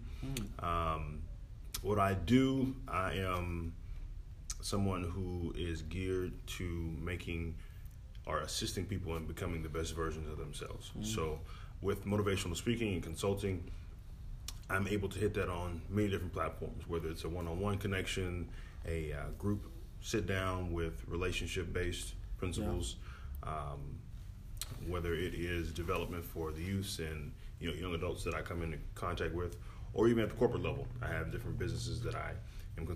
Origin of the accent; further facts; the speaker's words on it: Houston, Texas, United States; also born or lived in Henderson, East Texas; So I'm from Houston. Yeah. I was born and raised